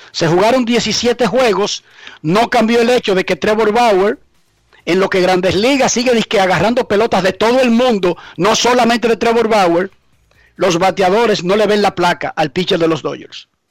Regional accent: Dominican Republic

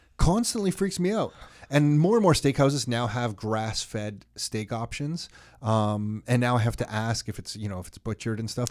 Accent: Canada; I'm so proud to be Canadian

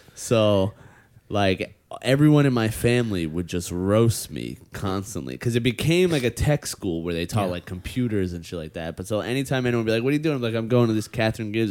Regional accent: New York, United States; as a New Yorker

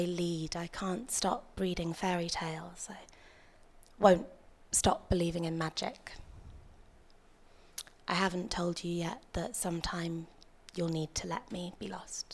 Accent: Yorkshire and the Humber, United Kingdom; I grew up in Yorkshire

